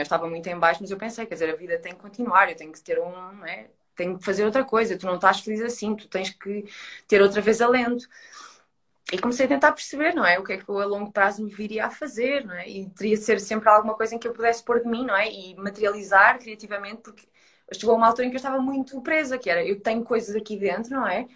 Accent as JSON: {"language": "Portuguese", "town": "Coimbra", "region": "Centro", "country": "Portugal", "moved": "yes", "lives_now": "Lisbon, Portugal", "said": "eu estou em Lisboa e eu sou de Coimbra, ou seja, não estou com a minha família"}